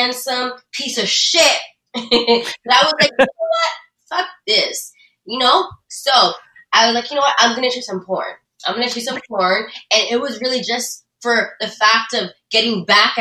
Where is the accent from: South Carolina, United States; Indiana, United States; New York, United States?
New York, United States; moved away as an adult; now in California, United States; I was born and raised in New York